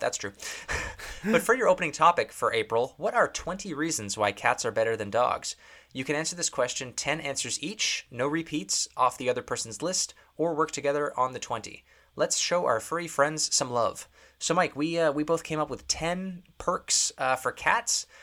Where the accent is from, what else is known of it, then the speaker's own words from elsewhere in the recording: Canada; as being a Canadian